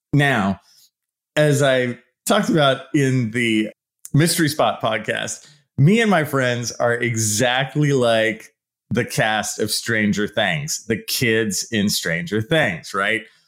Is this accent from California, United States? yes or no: yes; San Leandro, California, United States; I grew up in the East Bay in a town called San Leandro. It's right below Oakland.